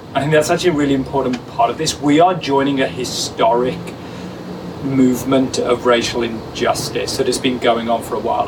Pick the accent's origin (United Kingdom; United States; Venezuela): United Kingdom; England; now in Hamilton, Canada; me as an English person